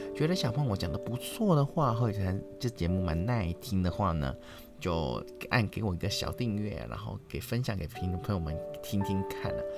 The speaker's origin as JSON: {"language": "Chinese", "country": "Hong Kong", "tie": "born or raised there", "said": "我们香港"}